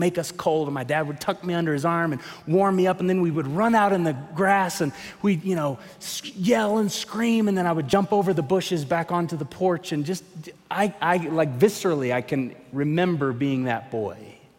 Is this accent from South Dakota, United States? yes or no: no; Tulsa, Oklahoma, United States; moved away as an adult; now in Colorado Springs, United States; I grew up in Oklahoma, 22 years in Tulsa, and then 17 years ago moved here with Lisa to start working at New Life.